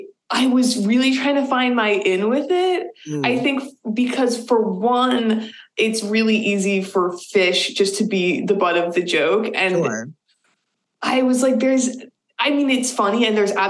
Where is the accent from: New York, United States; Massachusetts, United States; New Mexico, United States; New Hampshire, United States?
Massachusetts, United States; Boston; moved away as an adult; now in Burlington, United States; I grew up in the Boston area, and we lived in a lot of places.